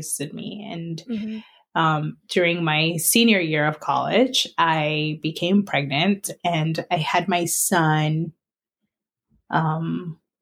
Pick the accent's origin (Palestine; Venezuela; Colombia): Colombia; now in Allentown, United States; I'm originally from Colombia